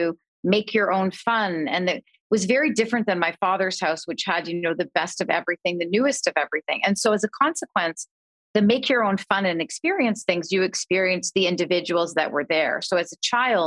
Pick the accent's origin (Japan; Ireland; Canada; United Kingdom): Canada; I grew up in Canada